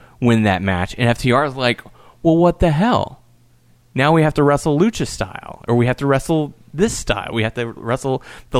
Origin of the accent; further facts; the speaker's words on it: Texas, United States; Just because I'm Texan.